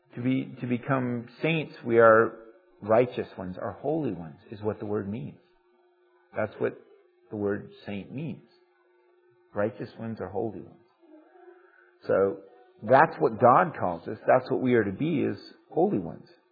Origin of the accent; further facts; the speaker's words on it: United States; we are American